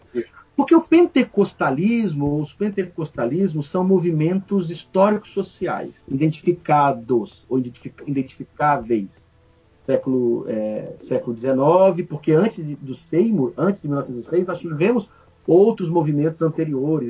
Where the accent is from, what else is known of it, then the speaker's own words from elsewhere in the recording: Brazil; o Brasil, gente, nós somos latino-americanos. Né? Nós temos aqui na nossa história o sangue europeu, português, mas temos o sangue africano